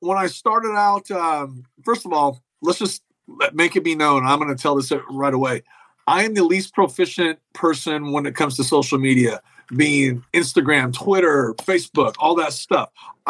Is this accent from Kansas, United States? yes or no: yes; Kansas, United States; also born or lived in Nashville / Los Angeles; I moved, relocated, even though I'm from Kansas, I was living in Nashville when this all went down.